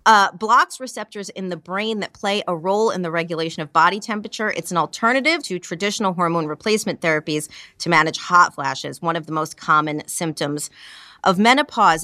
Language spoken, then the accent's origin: English; New York, United States; as a New Yorker